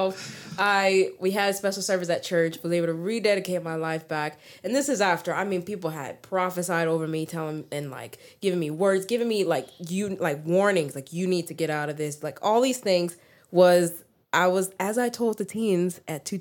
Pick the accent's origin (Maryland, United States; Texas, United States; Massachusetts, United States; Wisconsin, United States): Texas, United States; also born or lived in Memphis, Tennessee; been here since I was 3, so born and raised here in Texas.